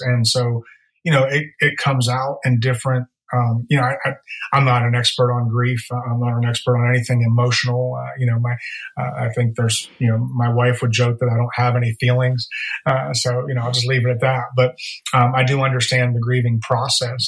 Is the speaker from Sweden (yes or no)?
no; Pittsburgh, Pennsylvania, United States; moved away as an adult; also born or lived in Virginia / Florida; now in Nashville, United States; born and raised in Pittsburgh